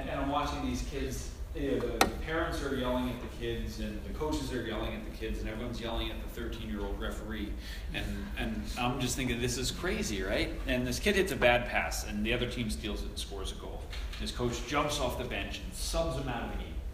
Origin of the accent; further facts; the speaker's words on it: Long Island, New York, United States; moved away; also born or lived in Vermont / Portland; I grew up in New York and I was a multi-sport kid